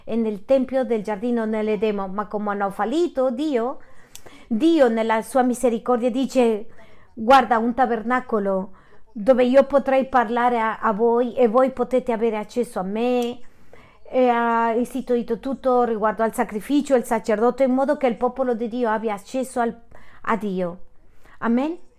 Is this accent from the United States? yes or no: yes; city of Juarez, Texas, United States; Italian is a second language; Sono di Texas della città di Juarez